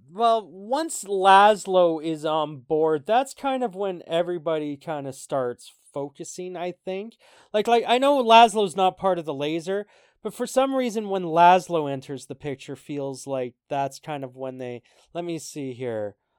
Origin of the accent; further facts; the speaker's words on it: Canada; Even as a Canadian